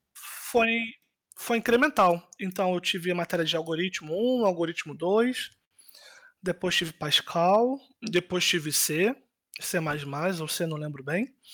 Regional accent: Rio de Janeiro, Brazil; moved away as an adult; now in Poland; Eu Nasci e cresci basicamente minha vida inteira no, no Rio de Janeiro, né, de governador

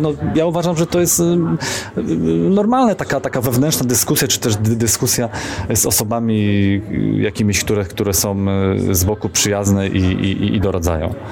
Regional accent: Poznań, Greater Poland, Poland; moved away as an adult; also born or lived in Kraków; ja taki rodowity poznaniak

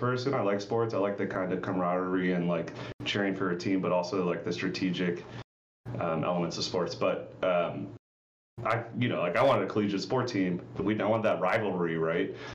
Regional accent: Crofton, Maryland, United States; moved away as an adult; also born or lived in Bowie, Maryland / Bethesda, Maryland; born in PG County, like Bowie, Maryland, but most of my life I was in Crofton, so Anne Arundel County

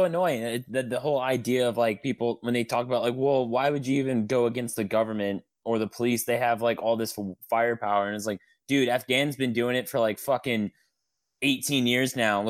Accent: Southern Illinois, United States; I'm from Southern Illinois, so I'm like really far south of Chicago

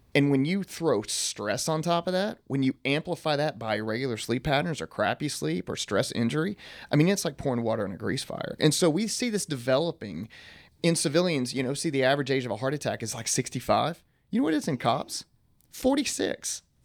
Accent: East Texas, United States; I'm from East Texas

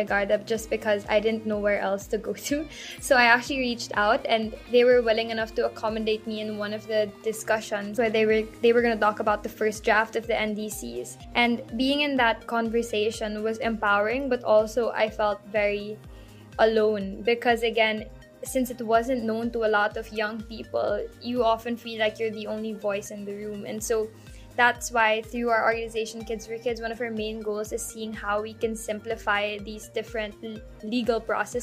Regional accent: Philippines

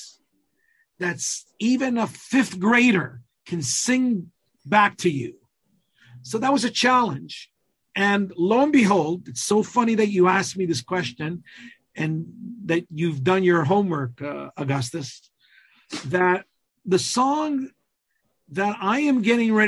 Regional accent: Calabria, Italy; first language Calabrian; English is a second language; my native language, the Calabrian language

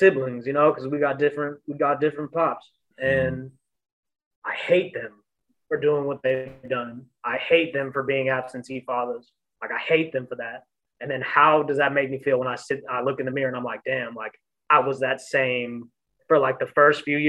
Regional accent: San Francisco, California, United States; also born or lived in Pacifica, California; I grew up in the Panhandle. Like I grew up on the Viz. You know, and even if, you know, I grew up between DeViz and Pacifica

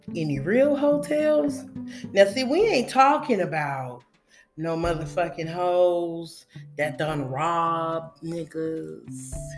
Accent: West Coast, United States; I'm from the West Coast

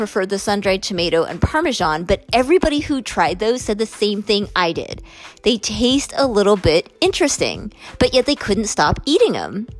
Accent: United States; as an American

